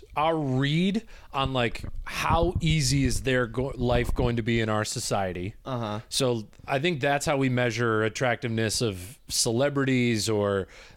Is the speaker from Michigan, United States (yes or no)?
yes; Michigan, United States; moved away; I grew up in Michigan